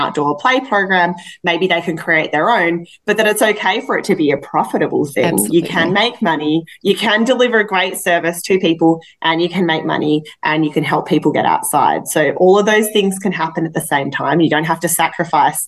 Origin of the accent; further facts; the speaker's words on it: Australia; now in Canada; I'm Australian